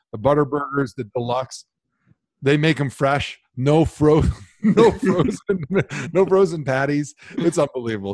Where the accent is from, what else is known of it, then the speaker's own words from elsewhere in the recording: Milwaukee, Wisconsin, United States; now in Cleveland, United States; my hometown team